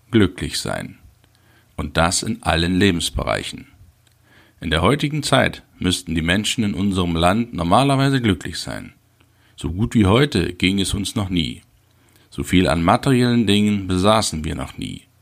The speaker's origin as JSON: {"language": "German", "town": "Halle", "region": "Saxony-Anhalt", "country": "Germany", "tie": "born there", "said": "Ich wurde 1971 in Halle an der Saale geboren, absolvierte die zehnjährige Schulbildung"}